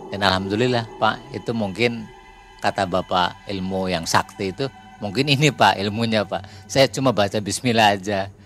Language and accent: Indonesian; Cirebon, West Java, Indonesia; Bapak dari mana? Nah, saya dari Cirebon.